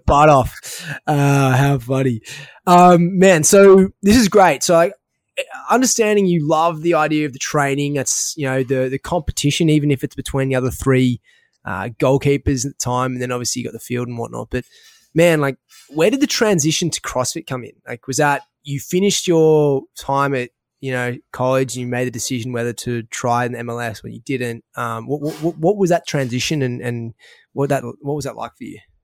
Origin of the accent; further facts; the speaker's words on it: Australia; accent: Australian; my Australian accent